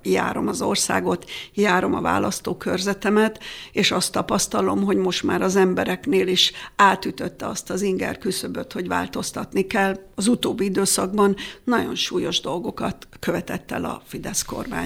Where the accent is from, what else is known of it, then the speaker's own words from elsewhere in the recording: Nagykáta, Pest, Hungary; én nagykátai születésű vagyok, ott jártam iskolába, rokonaim vannak